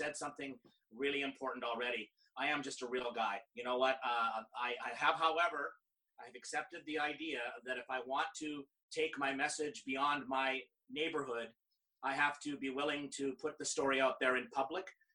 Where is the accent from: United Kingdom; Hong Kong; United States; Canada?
Canada; I'm Canadian